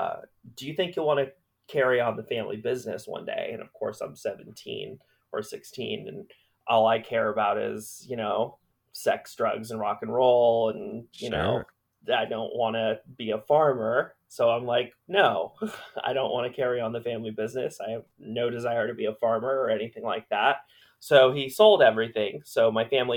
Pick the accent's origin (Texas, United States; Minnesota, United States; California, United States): California, United States; Orange County; moved away as an adult; also born or lived in Queens, New York; I grew up in Orange County predominantly